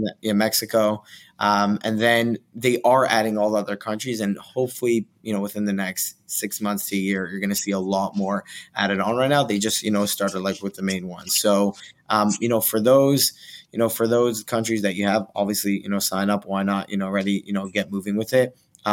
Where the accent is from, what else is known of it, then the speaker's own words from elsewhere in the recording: Israel; English is a second language; now in United States; Walmart has seen a lot of, and that's my hometown, you know, Walmart's just seen a lot of like just activity that they don't like from Israel